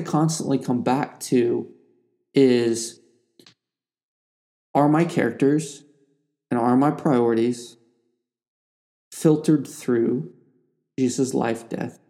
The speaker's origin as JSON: {"language": "English", "region": "Ohio", "country": "United States", "tie": "born or raised there", "said": "I grew up in Ohio with two parents who were both in the military"}